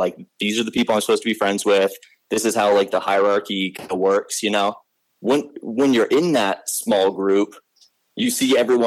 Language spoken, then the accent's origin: English; Arlington, Virginia, United States; I grew up in Arlington, Virginia, which is part of what we call Nova